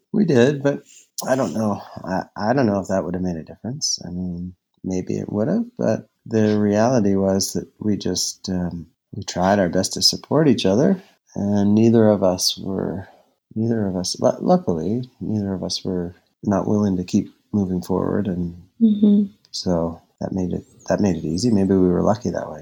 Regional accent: Halifax, Nova Scotia, Canada; moved away as an adult; also born or lived in Victoria, British Columbia; I grew up in Halifax when I finished dental school at Dal

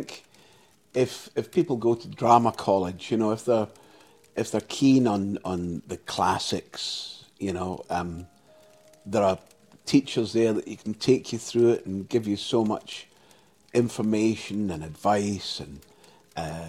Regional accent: Clydebank, Scotland, United Kingdom; also born or lived in Dumbarton; now in Surrey, United Kingdom; I was born in Dumbarton, but I was raised in Clydebank

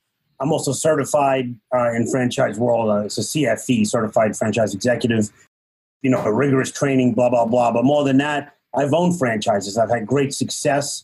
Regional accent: New York City, New York, United States; from Brooklyn

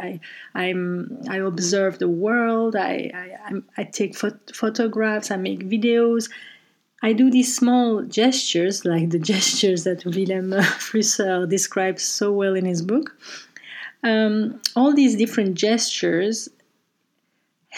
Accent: Brussels, Brussels-Capital Region, Belgium; moved away as an adult; now in Amsterdam, Netherlands; taken in our home in Brussels, where I grew up

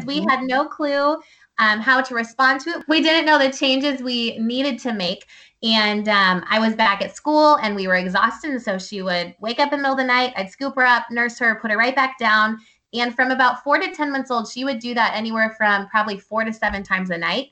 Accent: Ohio, United States; moved away as an adult; also born or lived in Pennsylvania / Thailand; now in Virginia, United States; I grew up in Ohio

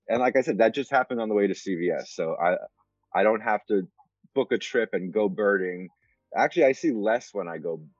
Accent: New York, United States; moved away; also born or lived in Medford, Massachusetts; I grew up in New York

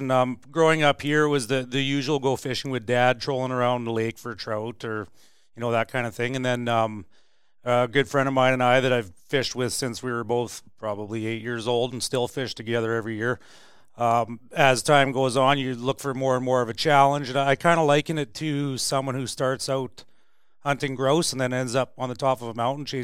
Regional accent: Prince George, British Columbia, Canada; born and raised in Prince George.

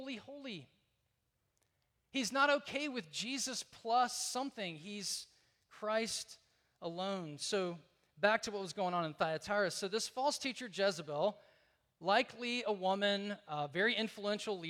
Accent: Deep South, United States; I grew up in the Deep South

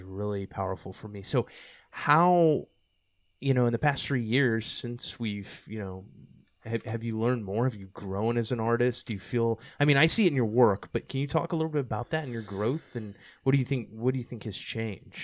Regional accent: Texas, United States; I came from Texas

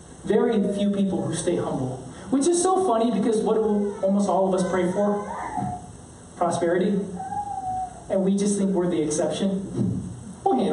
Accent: United States; growing up in honor shame culture as a Korean-American

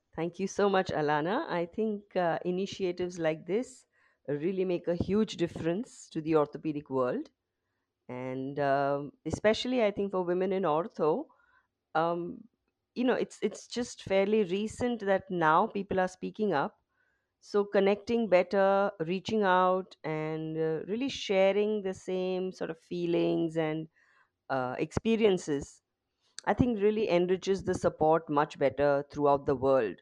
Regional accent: Mumbai, Maharashtra, India; I've basically been born and brought up in Mumbai.

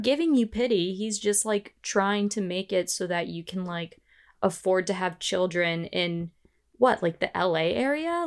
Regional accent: Northern Virginia, United States; I grew up in Northern Virginia

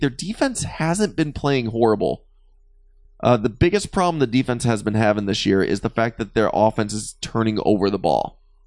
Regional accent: Michigan, United States; moved away; I'm from Michigan originally

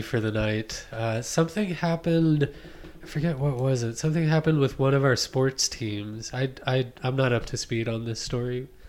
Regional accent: Dallas, Texas, United States; moved away; I'm from Dallas, actually.

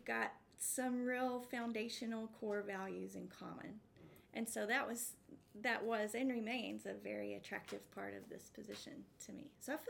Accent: Abernathy, Texas, United States; moved away as an adult; also born or lived in Boston; now in St. Louis, United States; I grew up in Texas. Yes. I grew up in West Texas, between Lubbock and Amarillo, in a little town called Abernathy.

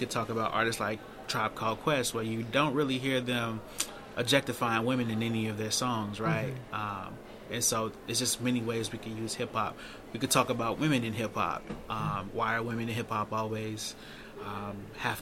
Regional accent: Chicago, Illinois, United States; now in Baltimore, United States; So I'm from Chicago

